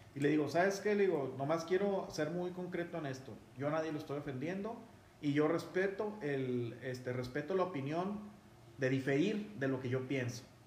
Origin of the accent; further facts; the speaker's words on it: Mexico; somos mexicanos todos